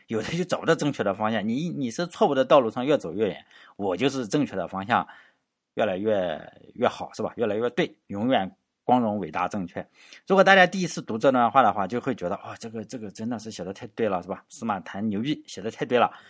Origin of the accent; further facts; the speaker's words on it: Shandong, China; 作为山东人的话